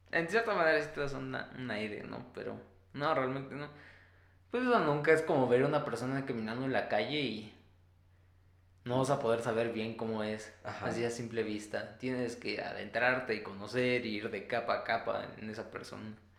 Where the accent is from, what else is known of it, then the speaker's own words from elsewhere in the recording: Mexico; los que somos aquí de México